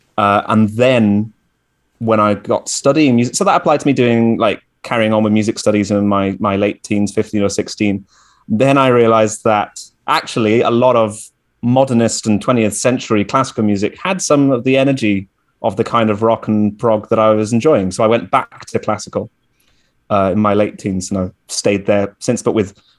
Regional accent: West Midlands, United Kingdom; So I grew up around the Midlands of the UK, I guess close to Birmingham would be about the most famous city close by where I grew up.

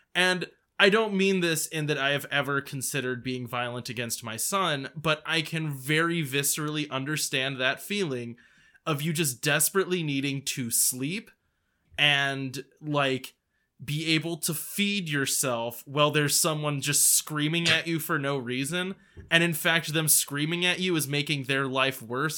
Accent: United States; I'm an American

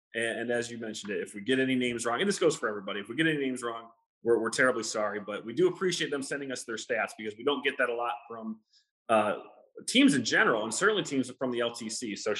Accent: Illinois, United States; I'm from Illinois.

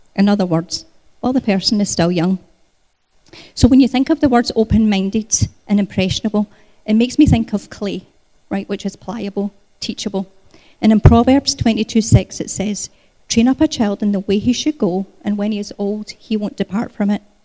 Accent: Scotland, United Kingdom; moved away as an adult; also born or lived in Canada; I was born in Scotland. Um, I emigrated to Canada 20 years ago when Gary and I got married

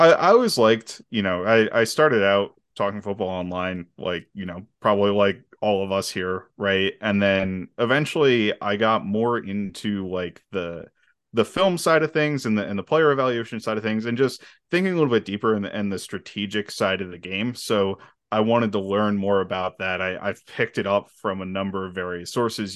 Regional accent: Philadelphia, Pennsylvania, United States; I'm actually from the Phil, I'm, live about an hour from Philly, but I'm from the Philly area

